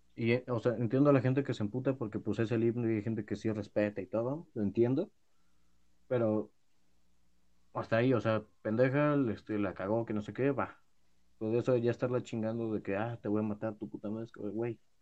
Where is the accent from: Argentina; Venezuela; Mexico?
Mexico; soy mexicano